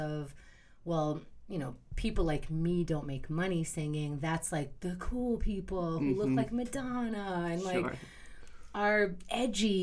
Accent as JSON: {"language": "English", "town": "New York City", "region": "New York", "country": "United States", "tie": "born or raised there", "also_born_or_lived": "Israel", "said": "I was born in Israel, and I grew up in Queens since I was 4."}